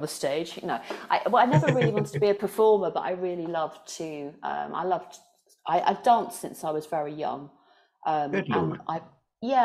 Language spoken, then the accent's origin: English; London, United Kingdom; I guess I'm from London. I'm from London